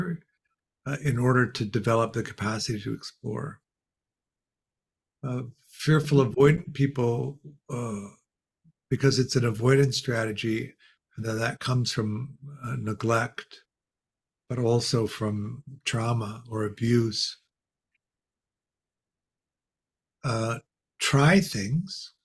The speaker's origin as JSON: {"language": "English", "town": "Chicago", "region": "Illinois", "country": "United States", "tie": "born or raised there", "said": "We grew up in Chicago"}